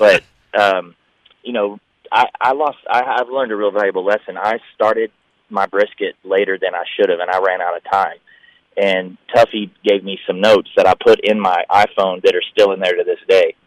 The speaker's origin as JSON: {"language": "English", "region": "Tennessee and Alabama", "country": "United States", "tie": "born or raised there", "moved": "yes", "said": "I grew up in Tennessee and Alabama, Southern Baptist"}